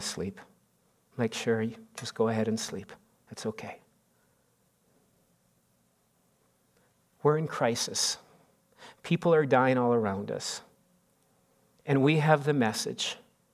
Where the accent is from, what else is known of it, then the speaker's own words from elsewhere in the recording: Canada; we're Canadian